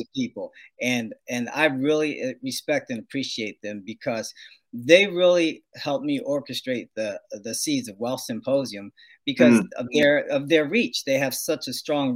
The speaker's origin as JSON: {"language": "English", "region": "New Jersey", "country": "United States", "tie": "born or raised there", "moved": "as an adult", "lives_now": "California, United States", "said": "I was born and raised in New Jersey, and came out here to California via the U.S. Air Force"}